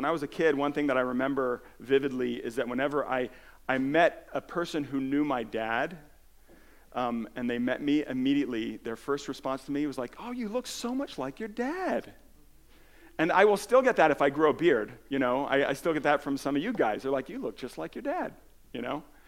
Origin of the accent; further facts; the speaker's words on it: New Jersey, United States; also born or lived in California; I moved to New Jersey from California, I was 8 years old